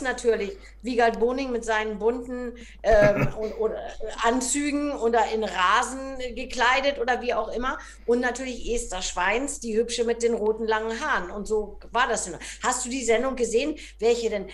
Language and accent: German; Hamburg, Germany; bin ja äh, ganz früh schon in die Ballettschule der Hamburgischen Staatsoper gekommen